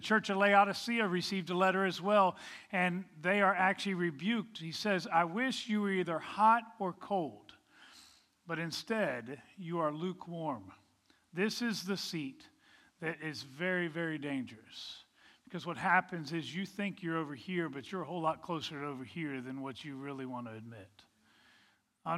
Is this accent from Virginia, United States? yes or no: yes; Virginia, United States; moved away; I grew up in Virginia